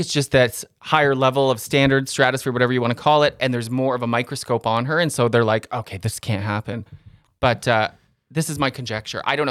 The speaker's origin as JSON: {"language": "English", "country": "Canada", "said": "but Canadians"}